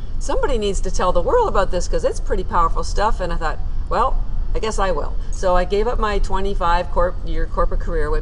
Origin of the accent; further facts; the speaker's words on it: Canada; moved away as an adult; now in Boston, United States; I'm actually Canadian, I live in Boston and have for 30 years